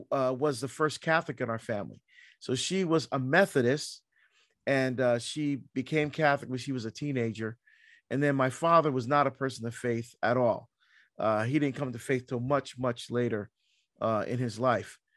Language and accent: English; Barbados; born there; Yeah, so I was born in Barbados, uh, in the West Indies, in the Caribbean.